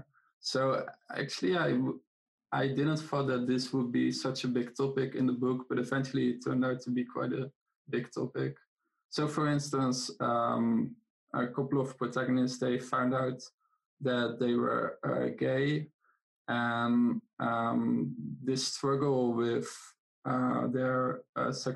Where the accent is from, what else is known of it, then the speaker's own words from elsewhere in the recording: Netherlands; English is a second language; now in Greece; I am in Greece right now, but I'm originally from the Netherlands